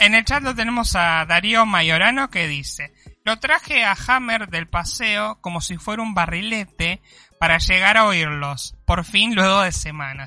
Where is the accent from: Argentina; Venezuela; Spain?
Argentina; Conurbano, Buenos Aires Province; now in Mar del Plata, Argentina; yo soy conurbano y mi sangre eh, tiene esa, ese DNA